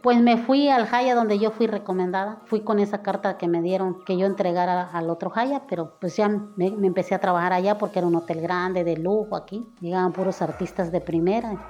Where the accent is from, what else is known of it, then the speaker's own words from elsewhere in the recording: Acapulco, Guerrero, Mexico; moved away as an adult; now in Cancún, Mexico; soy de Acapulco, de, de Acapulco Guerrero